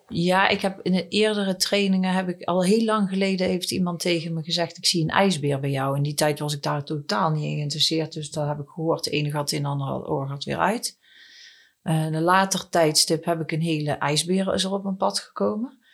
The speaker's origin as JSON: {"language": "Dutch", "country": "Netherlands", "said": "En ik ben een Nederlandse"}